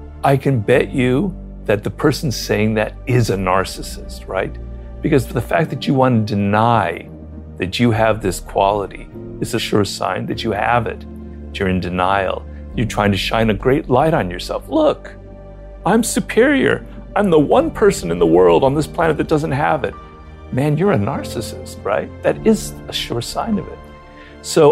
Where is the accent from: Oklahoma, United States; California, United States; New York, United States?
California, United States; Los Angeles; also born or lived in Paris; I'm actually a middle-class Jew from Los Angeles